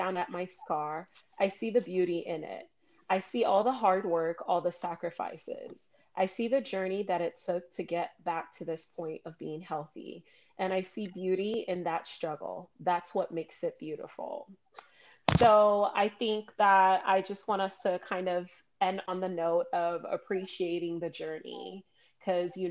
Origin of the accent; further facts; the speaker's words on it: Miami, Florida, United States; I grew up in Miami